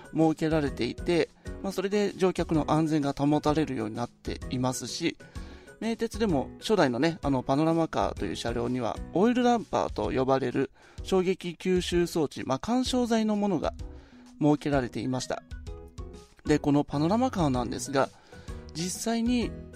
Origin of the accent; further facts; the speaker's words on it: Nagoya, Aichi, Japan; 私の地元名古屋では